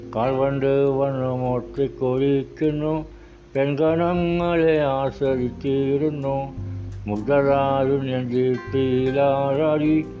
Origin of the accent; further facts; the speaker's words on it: Kanakkary, Kerala, India; എൻ്റെ നാട് കോട്ടയം ജില്ല കാണക്കാരി